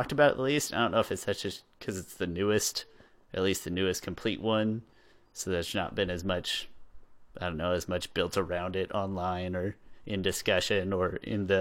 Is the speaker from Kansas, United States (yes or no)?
yes; Southern Kansas, United States; I'm from Southern Kansas. Things are different down there.